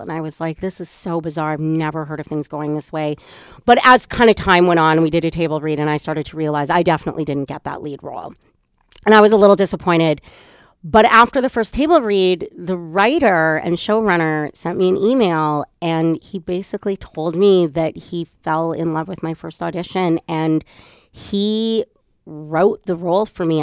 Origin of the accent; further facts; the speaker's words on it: Edmonton, Alberta, Canada; I'm from Edmonton and grew up there.